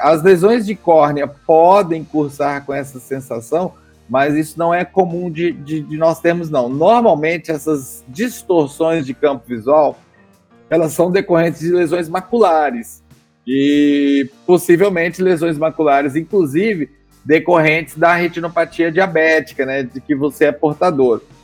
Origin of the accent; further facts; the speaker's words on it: Goiás, Brazil; moved away as an adult; also born or lived in São Paulo; sou goiano